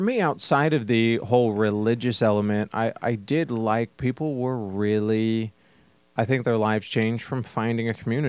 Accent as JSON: {"language": "English", "region": "the West", "country": "United States", "tie": "born or raised there", "said": "Particularly, I grew up in the West where everybody knows their neighbor."}